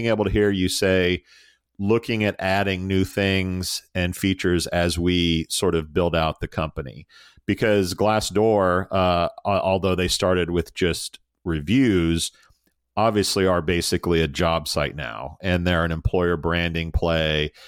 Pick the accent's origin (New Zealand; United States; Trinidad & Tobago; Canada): United States; I'm American